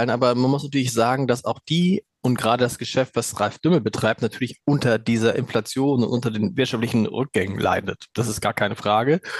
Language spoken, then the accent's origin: German; Hamburg, Germany; wo man als Hamburger sagt, ja, danke, wissen wir.